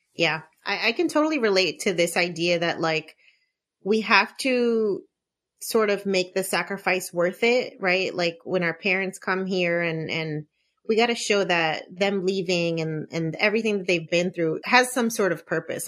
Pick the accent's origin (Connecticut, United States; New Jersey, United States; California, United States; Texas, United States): New Jersey, United States; Elizabeth; I grew up in Elizabeth, too